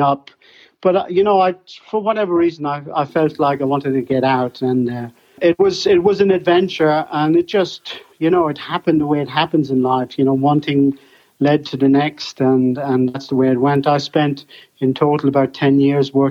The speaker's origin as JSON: {"language": "English", "town": "Clara", "region": "County Offaly", "country": "Ireland", "tie": "born or raised there", "moved": "as an adult", "lives_now": "Germany", "said": "I've great memories of growing up in the Green"}